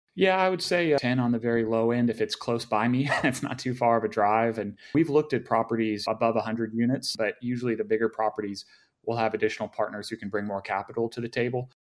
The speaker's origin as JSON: {"language": "English", "town": "Dallas", "region": "Texas", "country": "United States", "tie": "born or raised there", "lives_now": "Austin, United States", "said": "I grew up in Dallas originally, so I'm very familiar with the area"}